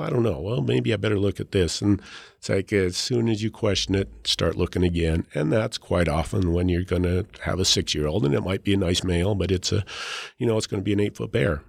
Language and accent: English; Leadville, Colorado, United States; I grew up in Leadville, so, you know, the town sits at ten thousand feet